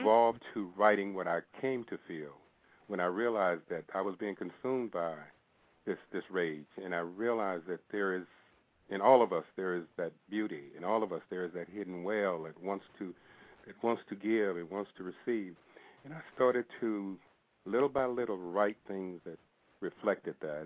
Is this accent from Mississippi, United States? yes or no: yes; McComb, Mississippi, United States; I grew up in Mississippi